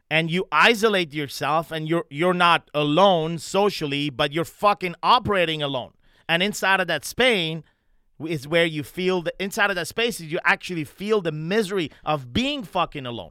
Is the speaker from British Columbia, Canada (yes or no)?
no; Montreal, Quebec, Canada; moved away; my hometown, Montreal, Canada